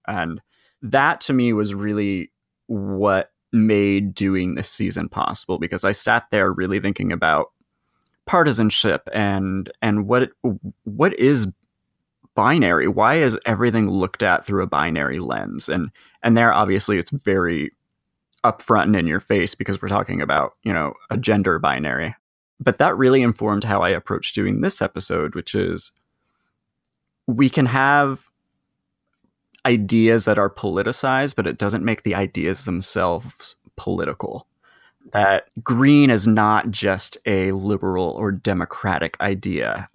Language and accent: English; West Coast, United States; I grew up on the West Coast. I grew up in very liberal cities and suburbs.